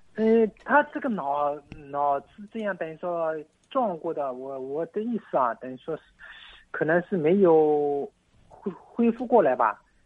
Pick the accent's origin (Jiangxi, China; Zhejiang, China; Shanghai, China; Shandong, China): Zhejiang, China; Zhuji; 我是朱记的呀